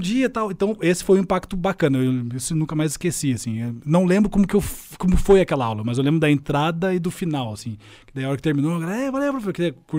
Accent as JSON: {"language": "Portuguese", "town": "Curitiba", "region": "Paraná", "country": "Brazil", "tie": "born or raised there", "said": "cresci muito de boa, sei assim, aqui em Curitiba, sou curitibano"}